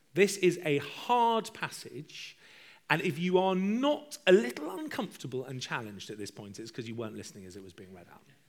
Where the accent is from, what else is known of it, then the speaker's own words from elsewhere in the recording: United Kingdom; I'm British